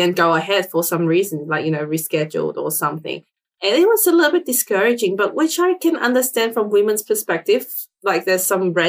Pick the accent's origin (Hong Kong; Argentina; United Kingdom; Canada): Hong Kong; English is a second language; now in Australia; I wasn't born here. I was born in Hong Kong. So I'm an immigrant to Australia